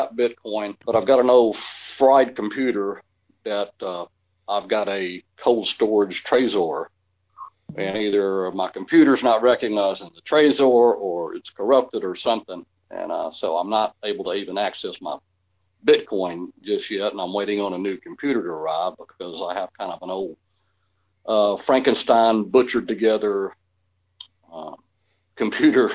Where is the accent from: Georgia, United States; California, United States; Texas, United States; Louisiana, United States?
Georgia, United States; Atlanta; moved away as an adult; now in Ecuador; I'm from Atlanta